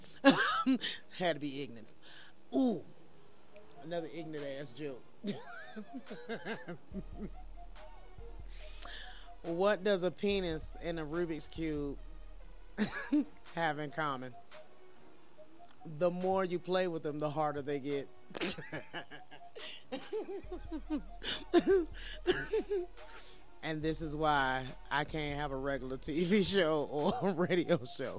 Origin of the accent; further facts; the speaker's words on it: Virginia, United States; now in Colorado, United States; I ain't from Colorado. I'm from Virginia, but I've been here for 15 years.